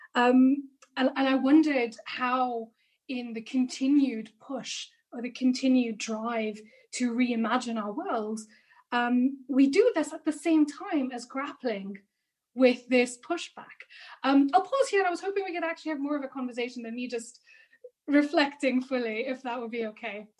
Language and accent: English; India; I'm Indian